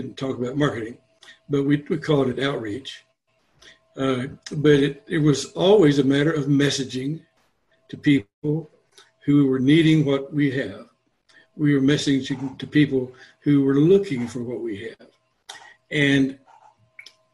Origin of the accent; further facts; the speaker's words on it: San Antonio, Texas, United States; I grew up in San Antonio